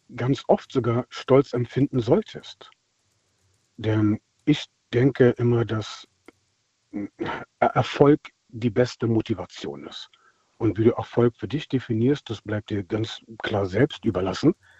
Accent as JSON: {"language": "German", "country": "Germany", "tie": "born or raised there", "also_born_or_lived": "Palatinate", "lives_now": "Berlin, Germany", "said": "Ich bin selbst dunkelhäutig und bin in Deutschland aufgewachsen"}